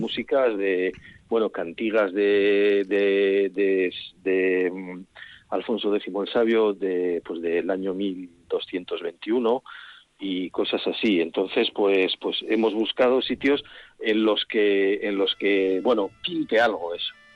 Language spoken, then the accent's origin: Spanish; Guevara, Basque Country, Spain; mi pueblo